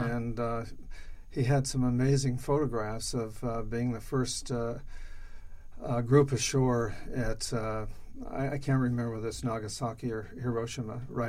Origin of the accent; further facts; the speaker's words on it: Denver, Colorado, United States; In Denver.